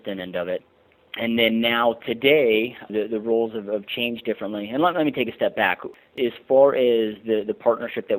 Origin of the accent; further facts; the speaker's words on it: Michigan, United States; moved away as an adult; now in Surprise, United States; I'm actually originally from Michigan and relocated out here in 2004